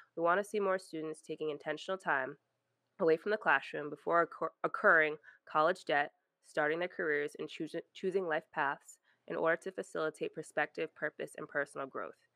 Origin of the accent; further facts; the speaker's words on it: Rhode Island, United States; moved away as an adult; I was in Rhode Island, I grew up in Rhode Island, small